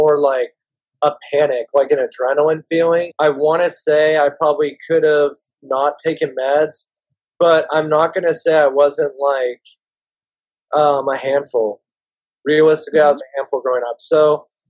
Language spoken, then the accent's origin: English; Marin County, California, United States; We grew up in Marin County